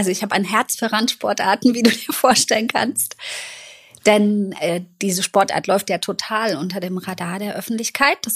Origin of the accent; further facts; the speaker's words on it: East Germany, Germany; ich bin in der DDR eben aufgewachsen mhm. und da war Leistungssport ja nochmal